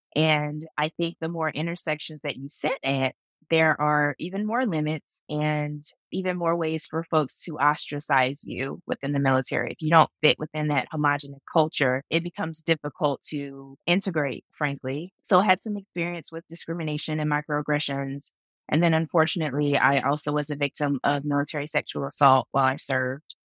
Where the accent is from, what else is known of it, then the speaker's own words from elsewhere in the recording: Jacksonville, Florida, United States; I grew up in Jacksonville, Florida